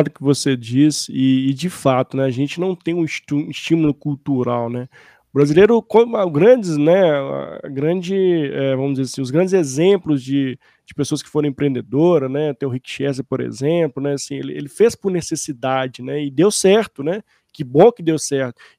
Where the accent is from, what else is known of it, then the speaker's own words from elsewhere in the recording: Brazil; como nós brasileiros, né, fomentarmos isso, trazermos isso à tona